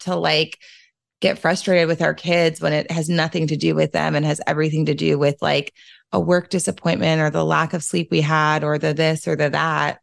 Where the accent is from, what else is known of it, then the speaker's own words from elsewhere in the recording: New Orleans, Louisiana, United States; I'm from New Orleans.